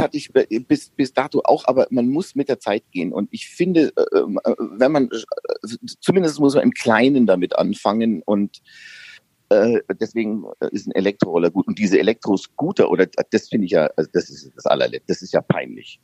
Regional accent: Upper Palatinate, Bavaria, Germany; Obwohl ich in einer, in der tiefsten Gegend Bayerns groß geworden bin, in der Oberpfalz

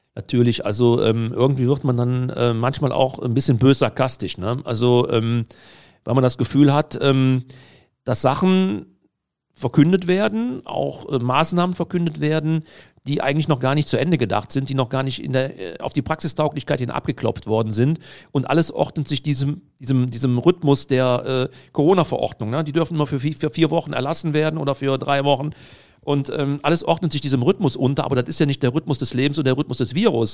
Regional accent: Heinsberg district, North Rhine-Westphalia, Germany; ich komme aus dem Kreis Heinsberg

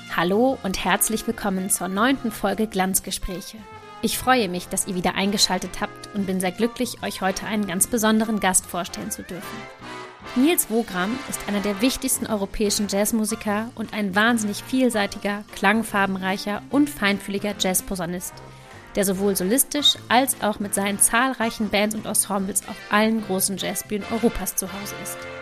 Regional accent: Lower Saxony, Germany; wir kommen aus Niedersachsen

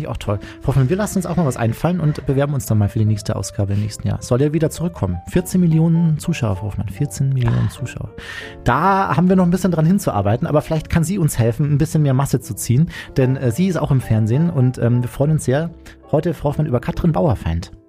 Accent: Chiemsee, Chiemgau, Bavaria, Germany; ich komme ähm, aus Bayern, vom Chiemsee im Chiemgau

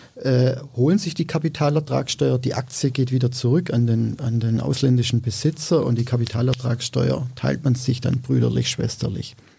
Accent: Swabia, Germany; ich bin Schwabe

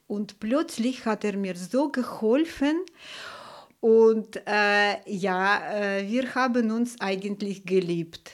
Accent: Saint Petersburg, Russia; German is a second language; moved away as an adult; now in Germany; ich bin in Leningrad geboren, in einer Familie der Musiker.

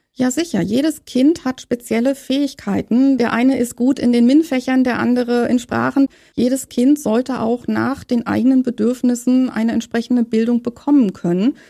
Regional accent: Saxony-Anhalt, Germany; moved away as an adult; now in Berlin, Germany; Ich komme aus Berlin und bin gebürtige Sachsen-Anhaltinerin und bin in der DDR groß geworden

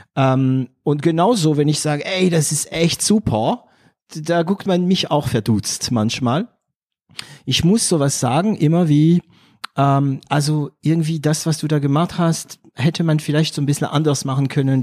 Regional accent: France; also born or lived in Germany; now in Swabia, Germany; ich bin Franzose, ja, Paris, Berlin, ich bin Deutscher auch

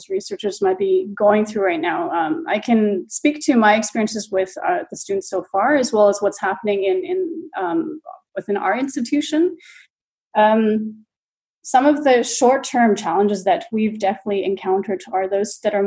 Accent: BC, British Columbia, Canada; moved away as an adult; now in Dortmund, Germany; I'm a Canadian who's been based in Germany since 2012. So I have been educated and also practiced planning in Canada, in BC.

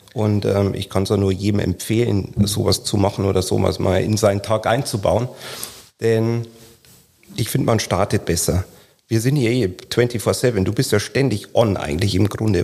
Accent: Lower Bavaria, Germany; in Niederbayern, wo ich herkomme

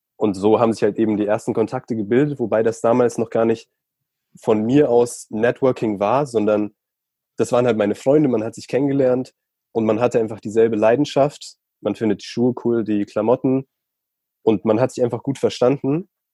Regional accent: Chiemsee, Bavaria, Germany; Ich bin am Chiemsee aufgewachsen

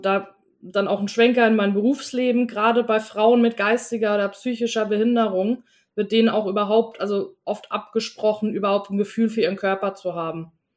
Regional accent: Germany; ich bin in einer deutschen Kleinstadt geboren

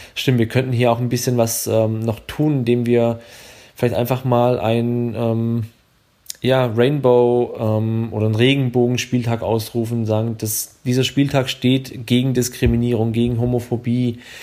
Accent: Swabia, Baden-Württemberg, Germany; accent: Swabian; ich komme ja aus dem Schwäbischen, wie man es vielleicht hört

